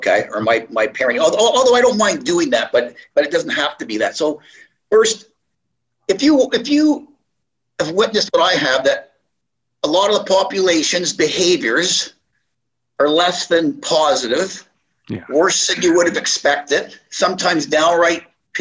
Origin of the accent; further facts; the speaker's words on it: Moncton, New Brunswick, Canada; moved away; also born or lived in Montreal / Toronto; the way I was raised from Moncton, New Brunswick